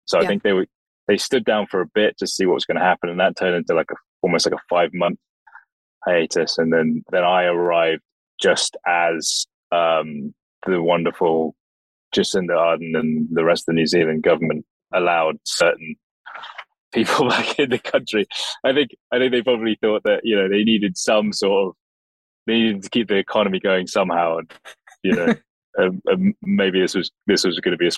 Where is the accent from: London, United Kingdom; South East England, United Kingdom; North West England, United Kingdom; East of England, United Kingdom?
South East England, United Kingdom; Oxford; I was born in Oxford, and I grew up there